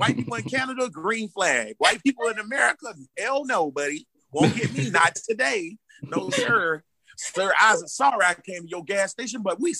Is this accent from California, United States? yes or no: no; Jacksonville, Florida, United States; I'm from the hood, I'm from Grand Park in Jacksonville. All my people from Jacksonville know that's where it's at, GP.